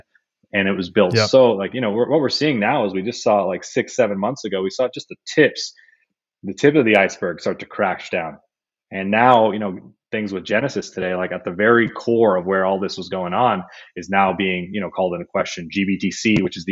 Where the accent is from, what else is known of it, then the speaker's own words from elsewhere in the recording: Sonoma Valley, Bay Area, California, United States; I grew up in the Bay Area in the Sonoma Valley, moved down, went to school in the Bay.